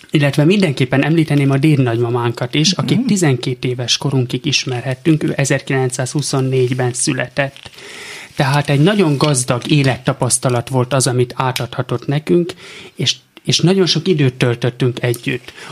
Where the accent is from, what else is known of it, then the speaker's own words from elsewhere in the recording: Pécs, Baranya, Hungary; born there; Pécset születtünk, de tulajdonképp csak megszülettünk ott, mivel koraszülöttek